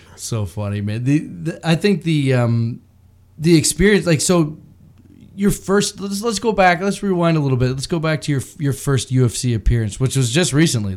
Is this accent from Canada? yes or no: yes; Bracebridge, Ontario, Canada; I grew up in Bracebridge